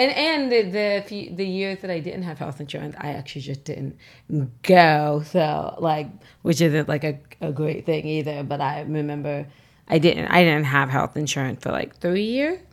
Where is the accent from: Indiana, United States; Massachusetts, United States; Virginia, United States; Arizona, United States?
Virginia, United States; moved away as an adult; now in New York, United States; I'm from Virginia